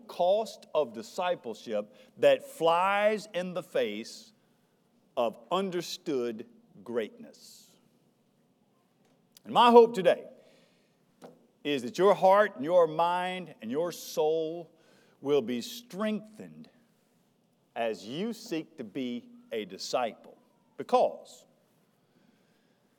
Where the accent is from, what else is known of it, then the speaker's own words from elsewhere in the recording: United States; us as American Christians